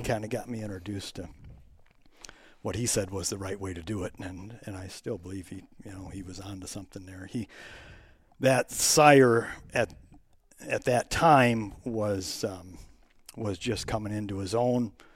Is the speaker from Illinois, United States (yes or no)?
no; Plymouth, Minnesota, United States; moved away as an adult; now in Zimmerman, United States; I grew up in Plymouth